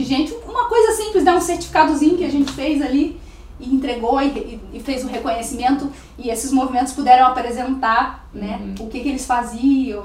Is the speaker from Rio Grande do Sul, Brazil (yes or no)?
no; Rio de Janeiro, Brazil; now in Santana do Livramento, Brazil; eu sou do Rio de Janeiro